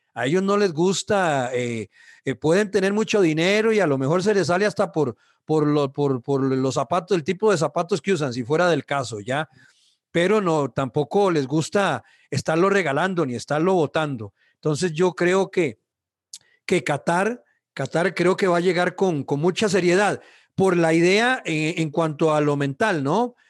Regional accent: Costa Rica; así somos los ticos

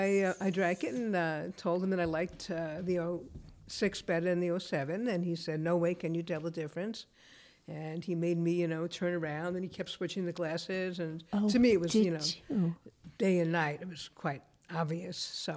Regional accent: Alabama, United States; also born or lived in West Petaluma, California; now in California, United States; Well, originally I'm not from California. Yes, yes. Alabama.

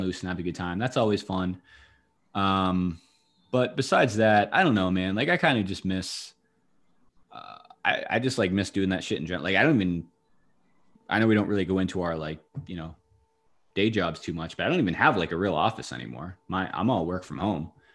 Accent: Nashua, New Hampshire, United States; I grew up in Nashua

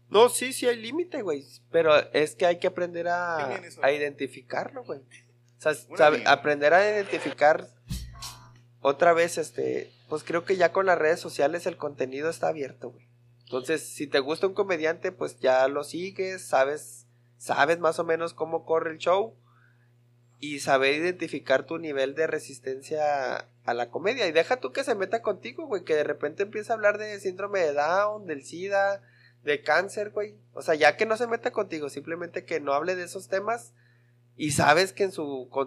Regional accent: Ciudad Obregón, Sonora, Mexico; now in Mexicali, Mexico; No, aquí en Mexicali. Soy de Obregón, pero aquí resido en Mexicali.

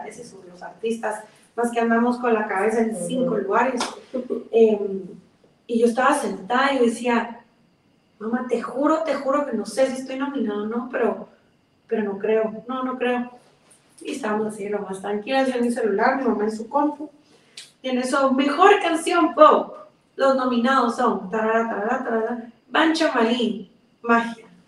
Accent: Guatemala City, Guatemala Department, Guatemala; es guatemalteca, nací aquí en la ciudad de Guatemala

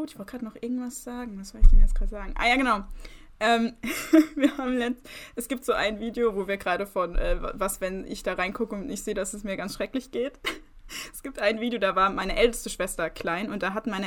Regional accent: Rhineland-Palatinate, Germany; Aus Rheinland-Pfalz. Aus, Aus

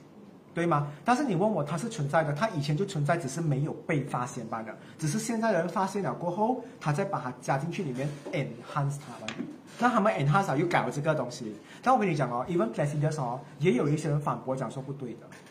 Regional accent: Malaysia; 现在你看相位了，我们是马来西亚人，我们要接受这个东西。

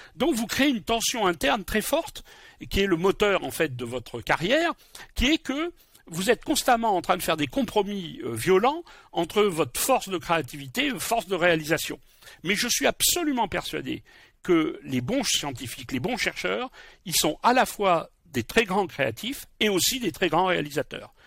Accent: Bordeaux, Nouvelle-Aquitaine, France; Je suis bordelais

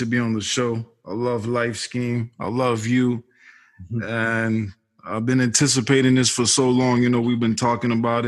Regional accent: Boston, Massachusetts, United States; I was born 1980 in Boston, Mass

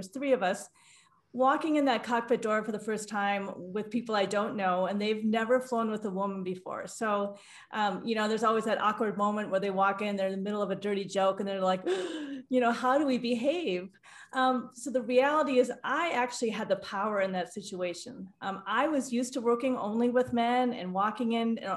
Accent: Midwest, United States; I grew up in the Midwest

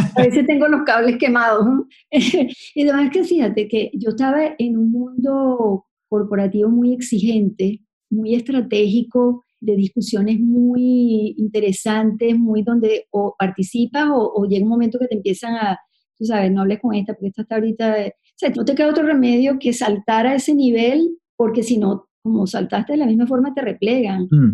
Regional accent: Venezuela; moved away as an adult; also born or lived in Connecticut / New York; somos los venezolanos

